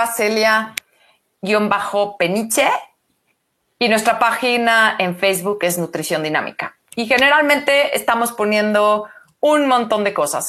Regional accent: Mexico; somos mexicanos

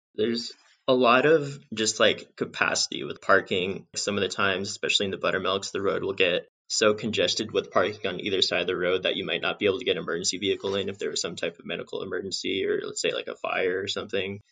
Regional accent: Southern California, United States; also born or lived in Bishop, California / Devils Tower, Wyoming; I grew up in Southern California

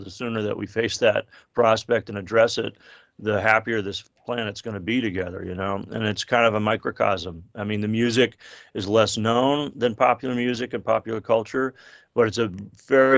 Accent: Natick, Massachusetts, United States; a kid growing up in Natick, Massachusetts

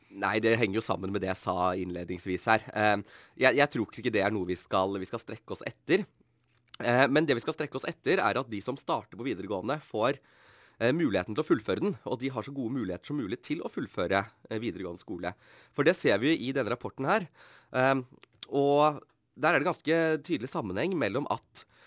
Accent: Bærum, Akershus, Norway; moved away as an adult; now in Bergen, Norway; Jeg kommer jo fra Bærum.

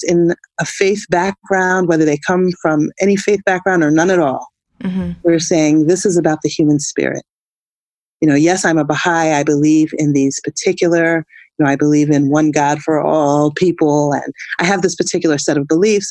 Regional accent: United States; as a African-American woman

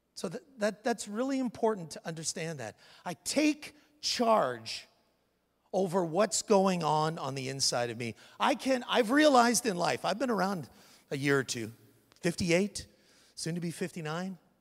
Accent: Canada; now in United States; I'm a Canadian

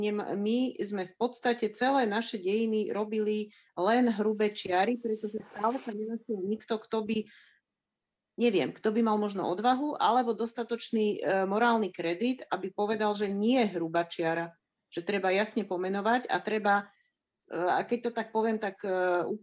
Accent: Slovakia; Narodila som sa v socialistickom, v komunistickom Československu

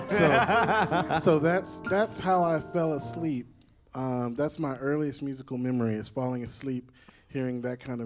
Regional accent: Nashville, Tennessee, United States; So I grew up here in Nashville.

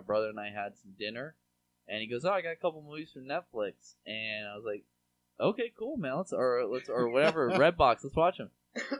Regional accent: Seattle, Washington, United States; moved away; I'm from Seattle originally.

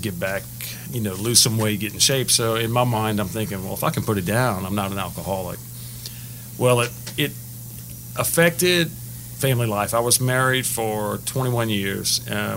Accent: Lake Charles, Louisiana, United States; also born or lived in Lafayette, Louisiana; was born and raised in Lafayette till about first grade. Then we moved to Lake Charles

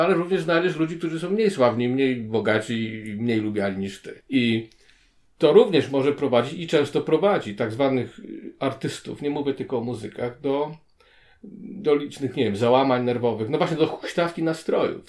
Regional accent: Gdańsk, Pomeranian Voivodeship, Poland; now in Kraków, Poland; Jestem rodowitym gdańszczaninem, mieszkającym na stałe w Krakowie.

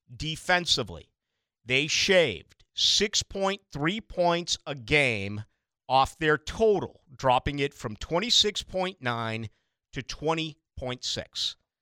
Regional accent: Boston, Massachusetts, United States; now in Jacksonville, United States; I'm from Boston

